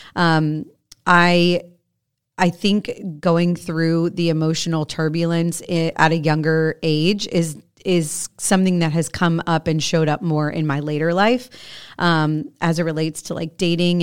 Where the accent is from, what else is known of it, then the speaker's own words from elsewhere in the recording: Florida, United States; I grew up in Florida, which means I grew up at the beach